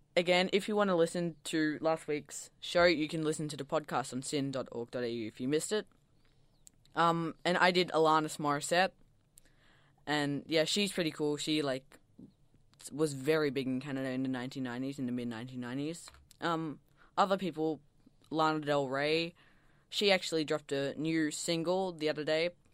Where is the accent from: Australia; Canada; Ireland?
Australia; Melbourne, Victoria; I'm from Melbourne, and I go to Mount Waverley Secondary